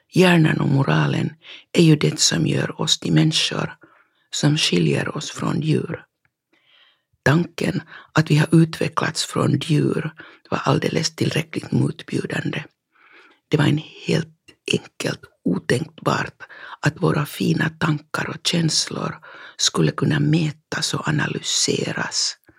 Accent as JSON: {"language": "Swedish", "town": "Fagervik", "region": "Uusimaa", "country": "Finland", "tie": "born or raised there", "said": "hemma i Fagervik när jag var barn"}